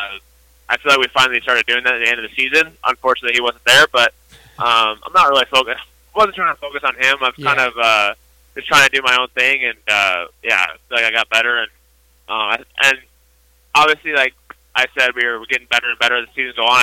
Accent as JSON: {"language": "English", "area": "close to Chicago", "region": "Illinois", "country": "United States", "tie": "born or raised there", "said": "close to Chicago"}